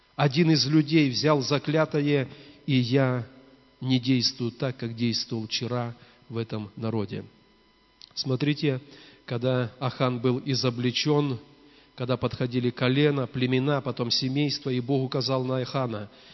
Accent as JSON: {"language": "Russian", "country": "Belarus"}